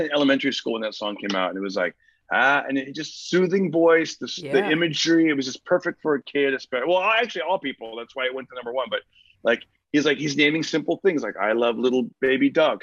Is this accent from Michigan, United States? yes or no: no; Fresno, California, United States; I grew up in I grew up in Fresno, California